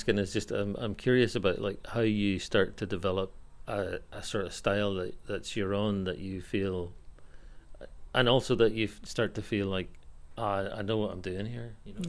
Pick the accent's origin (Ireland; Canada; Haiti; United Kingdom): Ireland; also born or lived in United States; now in Australia; it's only an 8-hour flight to go back to Ireland.